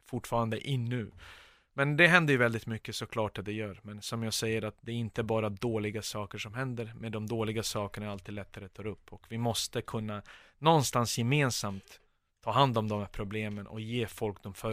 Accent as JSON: {"language": "Swedish", "town": "Stockholm", "region": "Stockholm County", "country": "Sweden", "tie": "born or raised there", "said": "Jag flyttade till Husby när vi kom till Sverige 1992. Sen flyttade vi till Kista, så Husby och Kista, det är mina."}